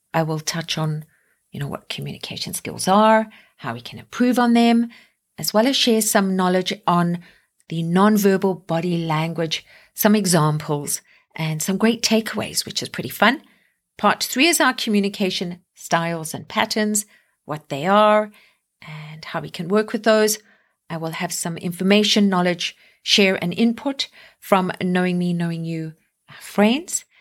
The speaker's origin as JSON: {"language": "English", "country": "South Africa", "moved": "yes", "lives_now": "Canada", "said": "me being South African and now living here in Canada"}